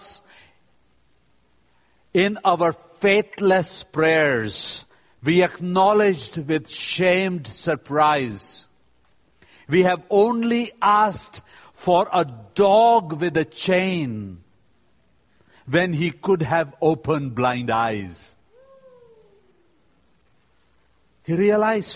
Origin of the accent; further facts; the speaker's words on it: India; I am from India